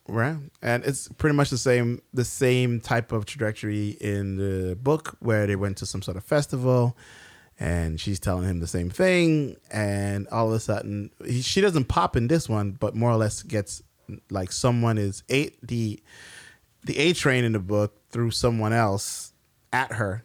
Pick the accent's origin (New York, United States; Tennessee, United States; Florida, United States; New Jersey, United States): New York, United States; we're from New York